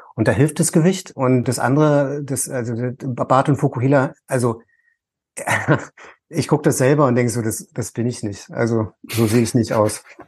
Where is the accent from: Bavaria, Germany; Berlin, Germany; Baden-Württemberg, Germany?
Berlin, Germany; ich komme jetzt aus Ost-Berlin